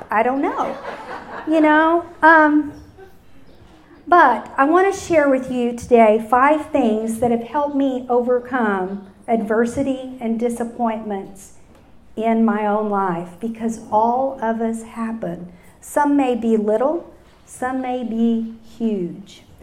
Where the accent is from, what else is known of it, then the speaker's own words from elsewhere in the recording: Utopia, Texas, United States; also born or lived in Dallas, Texas; I was born in 1959 in Dallas, Texas. And I have to say, my first memories of God were when I was six years old and lived in Utopia, Texas. When, so when I say I'm an ordinary hill country girl